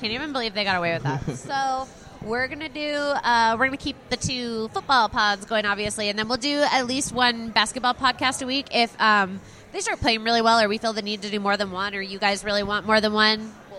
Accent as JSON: {"language": "English", "region": "Texas", "country": "United States", "said": "Yeah, I guess I'm from Texas, so the whole like being good at skiing thing just eludes me."}